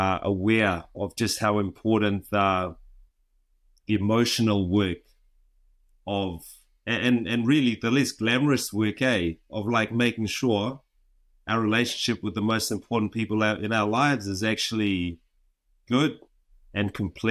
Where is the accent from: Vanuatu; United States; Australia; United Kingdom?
Vanuatu; now in New Zealand; Well, I'm from Vanuatu. I've lived in New Zealand for most of my life.